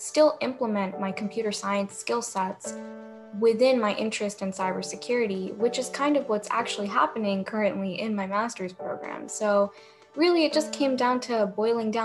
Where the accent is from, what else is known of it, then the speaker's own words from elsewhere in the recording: New Jersey, United States; growing up in Central Jersey